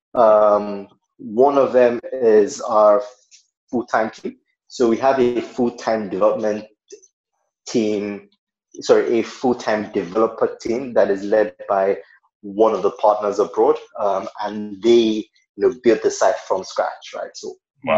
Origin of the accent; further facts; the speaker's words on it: Nigeria; I am a Nigerian